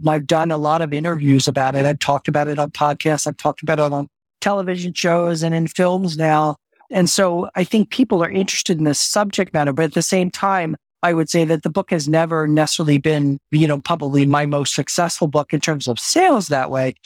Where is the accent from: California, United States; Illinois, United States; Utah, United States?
California, United States; San Francisco; I am from San Francisco. I base myself in San Francisco.